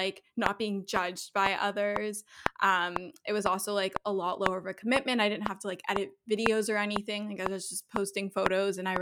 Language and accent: English; Toronto, Ontario, Canada; I'm from Toronto, Canada, so I'm a Canadian, although my parents are originally from South Africa